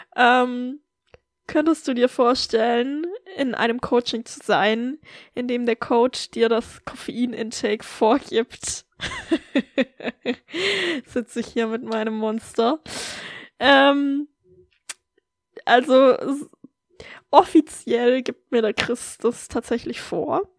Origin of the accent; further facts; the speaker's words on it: Germany; moved away as an adult; ich habe durchaus noch ein paar Freundinnen aus meiner Heimat